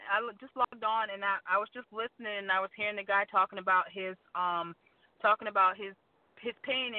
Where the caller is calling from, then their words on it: South Carolina, United States; I'm calling from South Carolina.